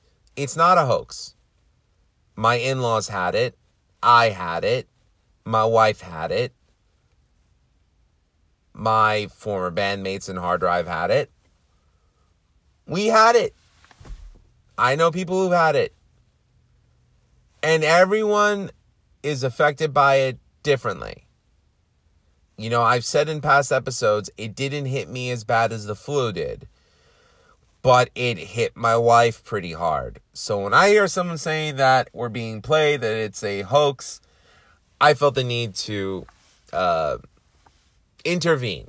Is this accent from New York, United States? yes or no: yes; New York City, New York, United States; I'm from Queens.